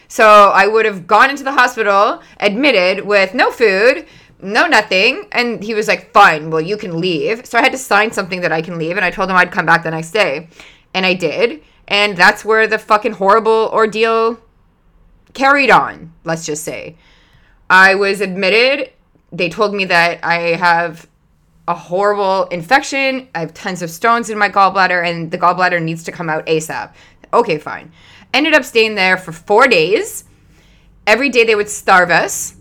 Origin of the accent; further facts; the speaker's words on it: Canada; I'm Canadian